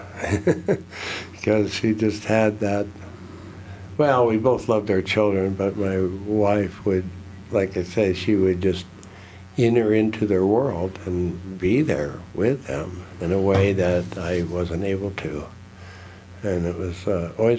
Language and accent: English; California, United States; now in Silver City, United States; I grew up in California where chiropractors went through a stage of being considered quacks.